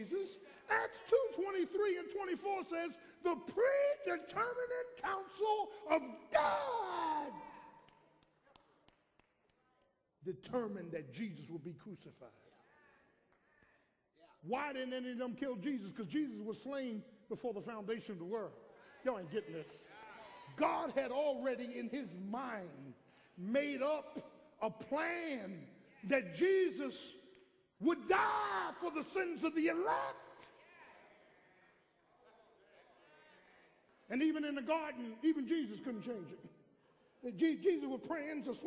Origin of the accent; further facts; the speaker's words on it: Philadelphia, Pennsylvania, United States; I grew up in South Philadelphia the first 17 years, went into the military, next 7 years